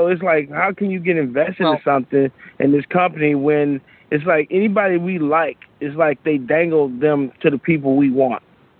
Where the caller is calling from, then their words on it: Chicago, Illinois, United States; from Chicago.